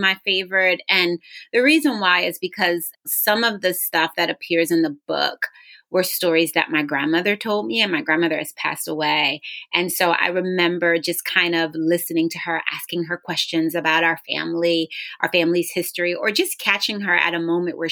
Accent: Philadelphia, Pennsylvania, United States; also born or lived in New Jersey; now in Richmond, United States; growing up in Philadelphia.

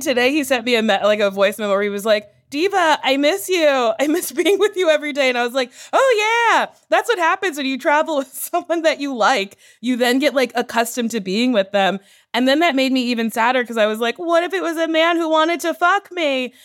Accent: New Jersey, United States; now in Los Angeles, United States; I was born in Jersey

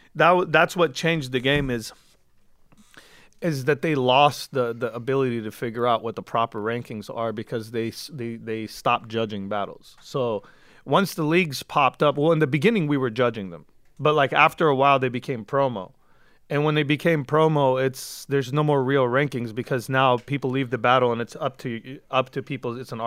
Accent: California, United States; Like, I'm from the Valley, but, like, nobody was able to use that against me because I was in Compton, in South Central, in Inglewood

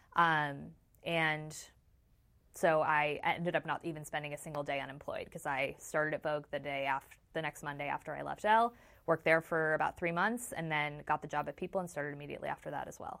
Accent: Chicago, Illinois, United States; I'm from Chicago.

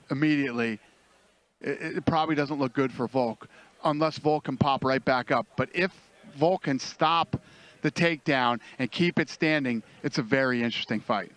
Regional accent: Las Vegas, Nevada, United States; Growing up in Vegas

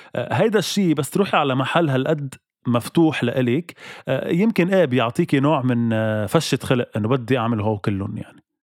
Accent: Lebanon; أنا اليوم كلبناني موجود بلبنان

